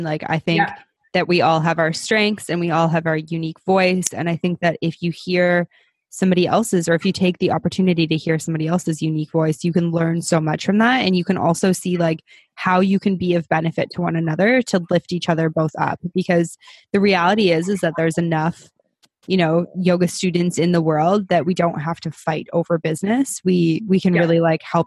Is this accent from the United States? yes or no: no; Canada; we're both Canadian